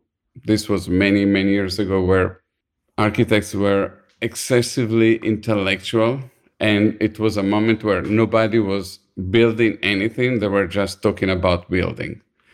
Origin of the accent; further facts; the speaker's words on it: Milan, Lombardy, Italy; English is a second language; now in United States; I'm from Milan, and my high school was like what they call a vocational high school, was an art school.